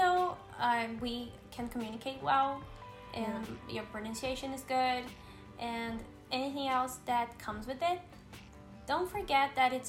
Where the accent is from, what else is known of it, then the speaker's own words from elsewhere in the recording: São Paulo, Brazil; accent: São Paulo; first language Portuguese; English is a second language; I'm from São Paulo, mm-hmm. and I have an accent from São Paulo.